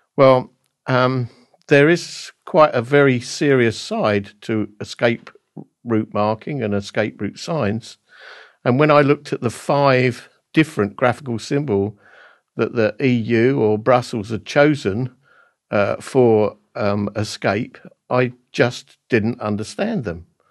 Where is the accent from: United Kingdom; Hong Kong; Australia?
United Kingdom; Basildon, East of England; Basildon in Essex in my hometown